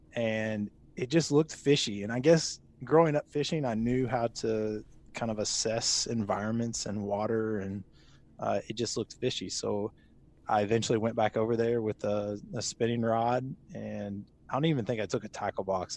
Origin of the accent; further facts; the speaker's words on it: Louisville, Kentucky, United States; also born or lived in Lexington, Kentucky; I grew up in Louisville, Kentucky, moved to Lexington for a little bit for college and then work afterwards, and then made my way back here after getting married